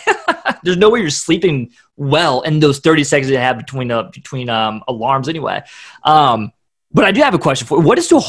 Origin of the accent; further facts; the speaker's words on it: Columbus, Ohio, United States; People say it sounds like I'm from the north when I tell them I'm from Ohio.